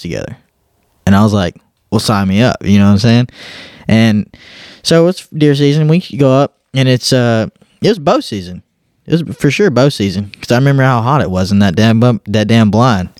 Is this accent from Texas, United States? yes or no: yes; Southeast Texas, United States; moved away as an adult; now in Georgia, United States; me growing up in Southeast Texas